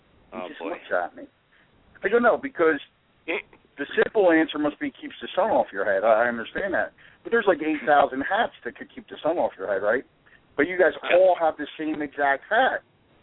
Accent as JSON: {"language": "English", "town": "West Orange", "region": "New Jersey", "country": "United States", "tie": "born or raised there", "said": "I'm actually born and raised in Jersey, my friends."}